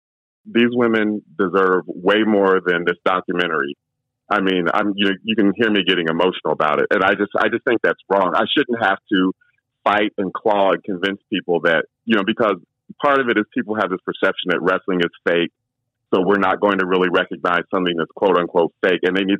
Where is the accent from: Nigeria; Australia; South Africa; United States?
United States; Columbus, Ohio; I grew up in Columbus, in the black community.